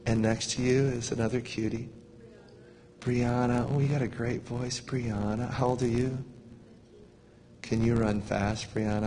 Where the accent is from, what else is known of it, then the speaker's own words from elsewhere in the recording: United States; we're American